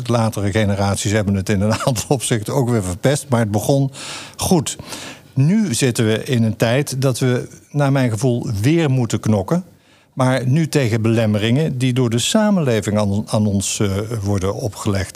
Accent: North Brabant, Netherlands; born or raised there

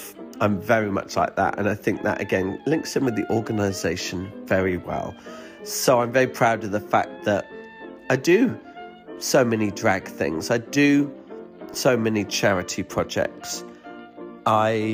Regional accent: United Kingdom; I'm British

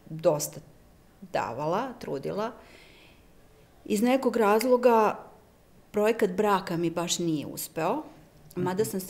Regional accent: Serbia

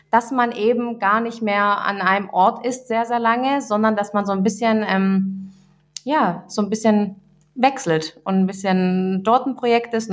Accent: Russia; now in Germany; Also ich kenne ich auch selber, auch meine Eltern, wir kommen, wir sind aus Russland hier eingewandert.

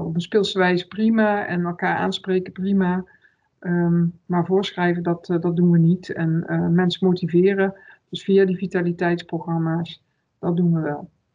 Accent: Limburg, Netherlands; now in Breda, Netherlands; ik ben een Limburgse, dus natuurlijk vier ik zelf ook wel een dag carnaval

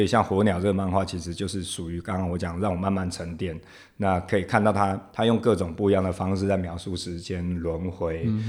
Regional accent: Taiwan; first language Taiwanese Hokkien; Chinese is a second language; 其实我最早，因为我是阿嬷带大的嗯。小孩嗯哼。所以是我最早讲的 这个台语就是我的母语嘛

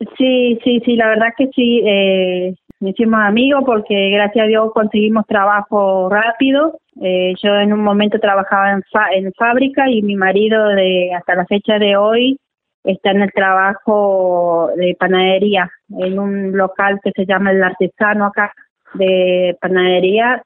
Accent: Juan José Castelli, Chaco, Argentina; moved away as an adult; now in Ushuaia, Argentina; yo soy oriunda de Juan José Castelli Chaco

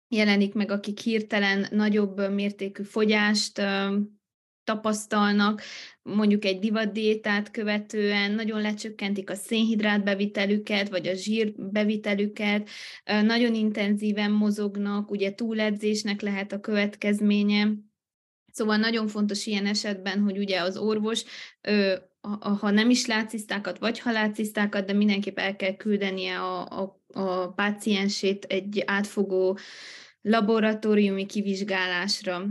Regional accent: Miercurea Ciuc, Harghita County, Romania; also born or lived in Târgu Mureș; Én jelenleg Romániában élek, Csíkszeredában, itt is születtem, egy ideig éltem Marosvásárhelyen

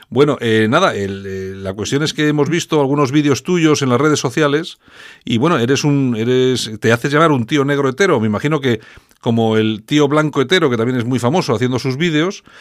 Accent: Nigeria; now in Barcelona, Spain; Soy de Nigeria.

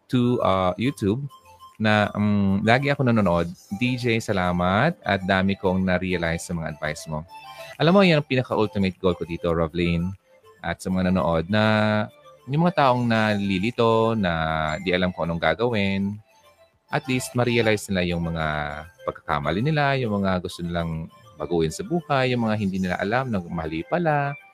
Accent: Coron, Mimaropa, Philippines; Papuntang Palawan kasi po hometown ko po yun. Oy, talaga, sa Coron. Wow, Coron.

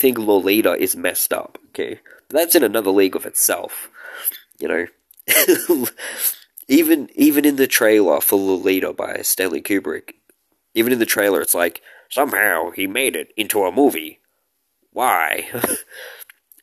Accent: Australia; I'm an Australian

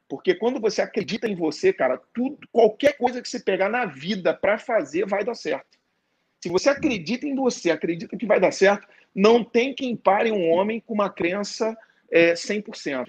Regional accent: Rio de Janeiro, Brazil; eu sou do Rio de Janeiro, sou carioca

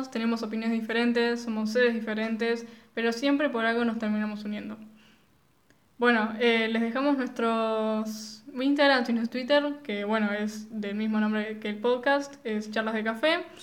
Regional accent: Argentina; somos eh, sos argentinos y no tomamos mate

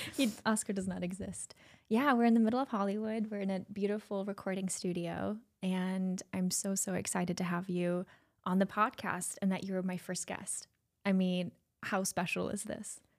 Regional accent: Germany; now in Los Angeles, United States; you know I'm from Germany, right? Yes. Born and raised

